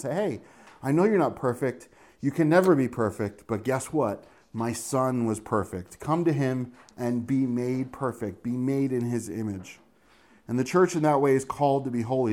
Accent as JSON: {"language": "English", "region": "Northeast", "country": "United States", "also_born_or_lived": "Maryland", "moved": "yes", "said": "we're from the Northeast, and we were used to driving in rain"}